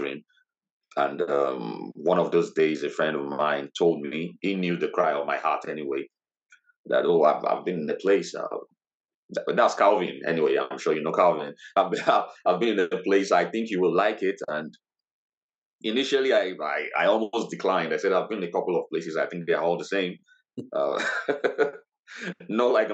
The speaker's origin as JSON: {"language": "English", "region": "Lagos", "country": "Nigeria", "tie": "born or raised there", "also_born_or_lived": "Ogun State, Nigeria", "moved": "as an adult", "lives_now": "Middlesbrough, United Kingdom", "said": "I lived in Lagos State most of my life, but my state of origin is Ogun State, and I'm Yoruba by tradition"}